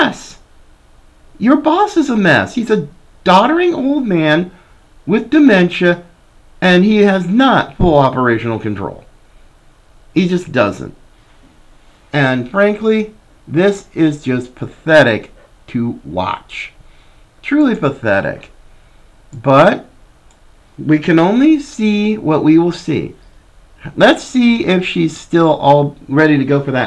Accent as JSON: {"language": "English", "country": "United States", "said": "as an American"}